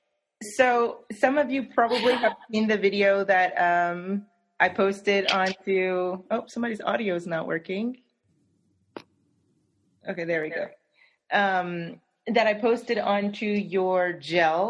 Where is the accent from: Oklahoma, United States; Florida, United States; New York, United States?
Oklahoma, United States; Del City; I'm from Oklahoma, and I'm actually from Del City, which is where I am right now, although I live near campus